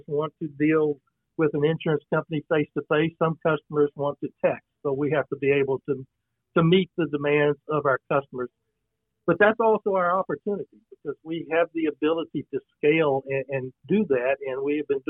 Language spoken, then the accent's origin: English; Brenham, Texas, United States; born and raised in Brenham, Washington County